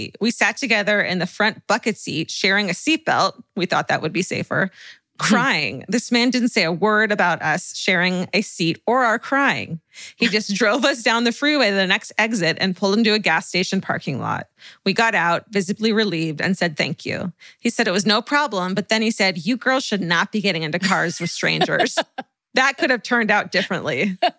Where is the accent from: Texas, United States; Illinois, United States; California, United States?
California, United States; I'm from California